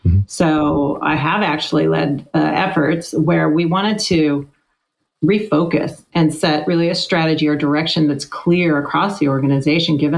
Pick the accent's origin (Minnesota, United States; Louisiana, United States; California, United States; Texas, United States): California, United States; Sacramento; I grew up in Sacramento, California, out here in California in the suburbs